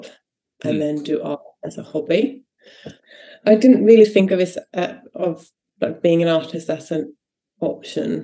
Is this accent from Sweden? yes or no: yes; Sweden; now in United Kingdom; I'm from Sweden